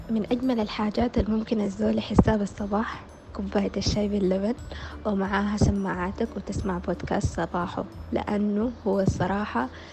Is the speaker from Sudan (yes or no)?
yes; Sudan; من السودان